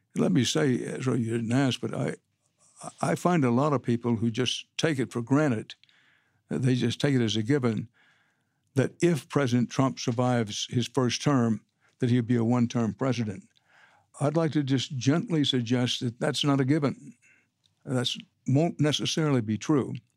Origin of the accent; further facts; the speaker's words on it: Texas, United States; I'm a Texan by birth and by choice